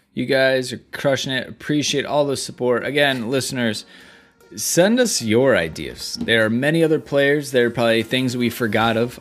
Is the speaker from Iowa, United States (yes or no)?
yes; Iowa, United States; I grew up in Iowa